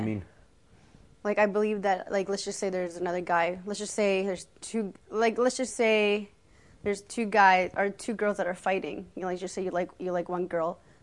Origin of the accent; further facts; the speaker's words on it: Canada; I was born in Canada.